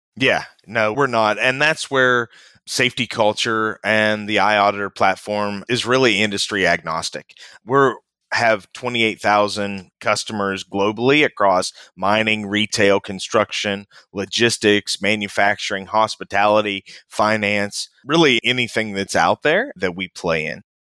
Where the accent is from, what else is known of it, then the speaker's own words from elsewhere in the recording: West Virginia, United States; moved away; I grew up in West Virginia, born and raised in West Virginia. Family still lives back there.